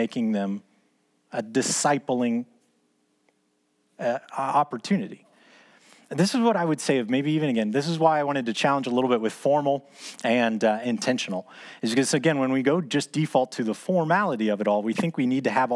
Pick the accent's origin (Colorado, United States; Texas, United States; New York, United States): Texas, United States; Dallas; as a kid growing up in Dallas